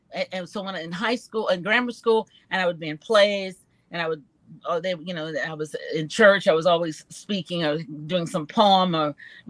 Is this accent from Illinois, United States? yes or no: yes; Chicago, Illinois, United States; I'm from Chicago, Illinois.